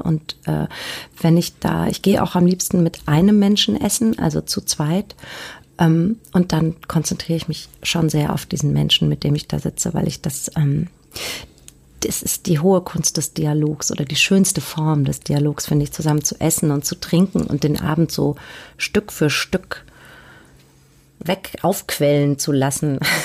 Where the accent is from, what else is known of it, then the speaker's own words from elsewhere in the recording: Hanau, Hesse, Germany; moved away as an adult; now in Hamburg, Germany; nach Süddeutschland gegangen. Da bin ich dann geboren worden und ähm, aufgewachsen